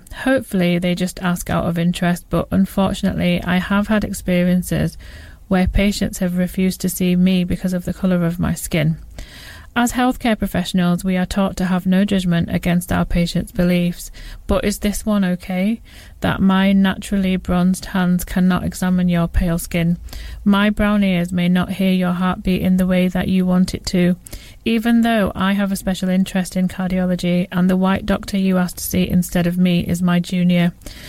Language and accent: English; England, United Kingdom; born there; I say I was born in England, and then there's a look of bemusement.